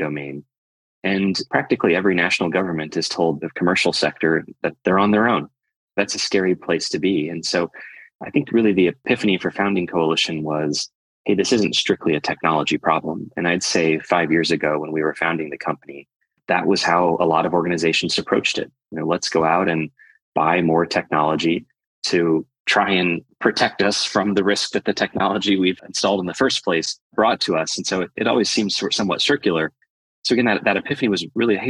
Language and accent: English; Midwestern United States, United States; moved away; also born or lived in London; I grew up in Midwestern United States